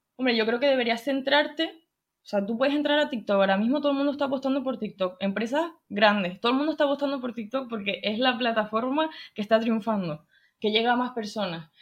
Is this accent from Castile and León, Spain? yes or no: no; Tenerife, Canary Islands, Spain; tengo 21 años, soy de Tenerife